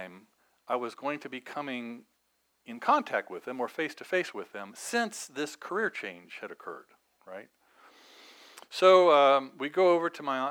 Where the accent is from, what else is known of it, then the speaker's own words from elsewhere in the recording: Evansville, Indiana, United States; moved away; my hometown of Evansville